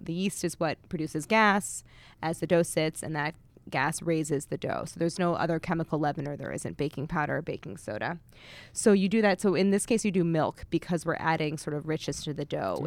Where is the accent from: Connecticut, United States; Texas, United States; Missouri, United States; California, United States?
Missouri, United States; St. Louis; I grew up in Saint Louis